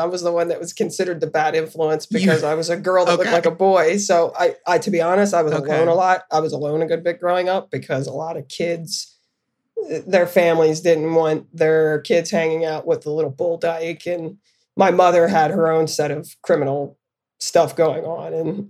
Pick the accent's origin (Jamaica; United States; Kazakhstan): United States; Camp Hill, Pennsylvania; also born or lived in Florence, Arizona; My mother, I came from white suburbs, Catholic family, Camp Hill. It's a very affluent area where my family is actually from.